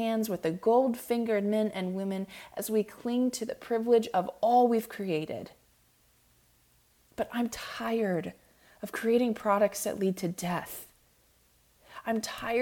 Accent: Clearwater, Florida, United States; now in Nashville, United States; I am from Clearwater, Florida, very proudly so.

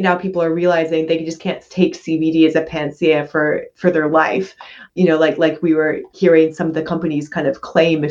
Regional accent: Canada; I'm a Canadian medical doctor

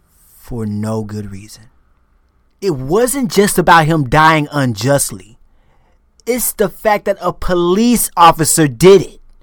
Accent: United States; moved away as an adult

